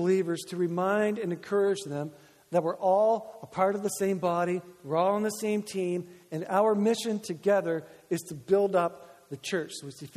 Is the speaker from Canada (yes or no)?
yes; the Maritimes, Canada; We're from the Maritimes